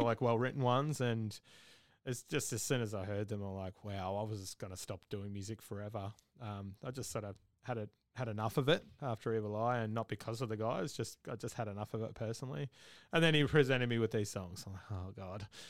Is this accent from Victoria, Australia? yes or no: yes; Victoria, Australia; now in Brisbane, Australia; I'm originally from Victoria